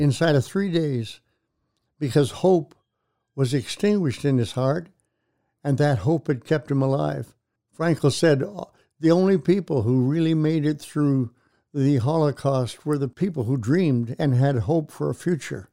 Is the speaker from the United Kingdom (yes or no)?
no; Canada; moved away as an adult; now in Tulsa, United States; I was born and raised in Canada, came down to attend Oral Roberts University here in Tulsa